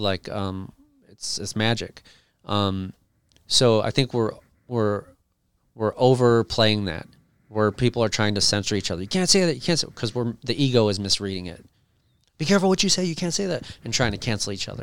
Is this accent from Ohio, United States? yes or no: yes; Cleveland, Ohio, United States; I grew up in Cleveland, and country's big in Cleveland